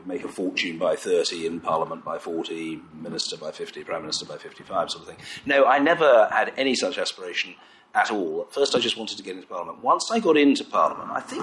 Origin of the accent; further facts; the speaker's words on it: London, United Kingdom; I'm actually a Jewish boy. I come from North London. You know, I went to school in Finchley